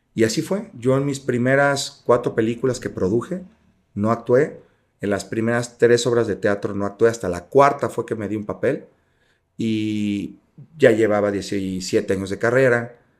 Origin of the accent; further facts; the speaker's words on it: Jalisco, Mexico; Yo soy de Jalisco